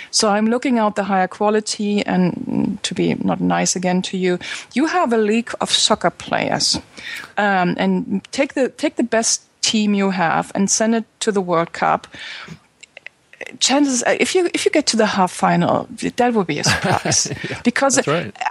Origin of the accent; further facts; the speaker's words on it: Berlin, Germany; English is a second language; I come from Berlin.